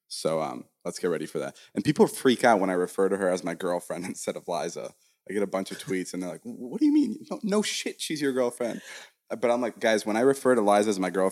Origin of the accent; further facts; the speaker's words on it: Vernon Hills, Illinois, United States; moved away as an adult; now in Los Angeles, United States; my hometown of Vernon Hills, Illinois, which is a small city, small suburb in Illinois